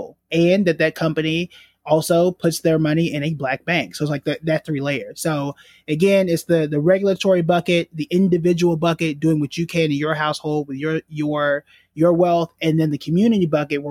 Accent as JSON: {"language": "English", "town": "Tulsa", "region": "Oklahoma", "country": "United States", "tie": "born or raised there", "said": "I was born and raised in Tulsa, Oklahoma"}